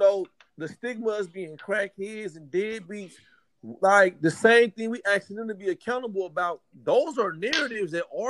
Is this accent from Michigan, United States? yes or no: no; Oakland, California, United States; also born or lived in the South (US); me being somebody who was raised, you know, by a single mom, who I grew up in Oakland, California.